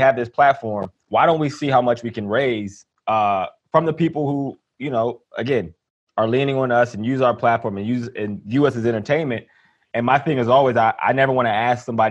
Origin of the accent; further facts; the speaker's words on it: Pennsylvania, United States; moved away; also born or lived in Ohio; even though I'm from Pennsylvania, it's my second home.